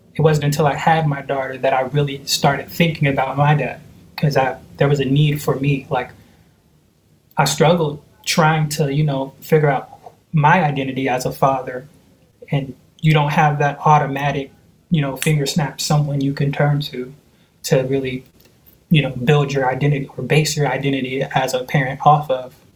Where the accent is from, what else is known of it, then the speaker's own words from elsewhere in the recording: Seattle, Washington, United States; also born or lived in Oakland, California; I was born in Oakland, California. I know around four and a half, we moved to Seattle, and I've been here ever since.